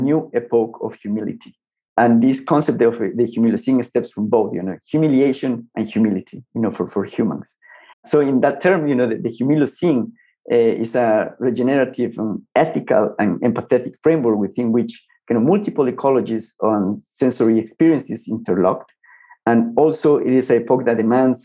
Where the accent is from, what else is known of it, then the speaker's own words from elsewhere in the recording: Ecuador; moved away as an adult; also born or lived in Colombia; I started teaching back in my home country, Ecuador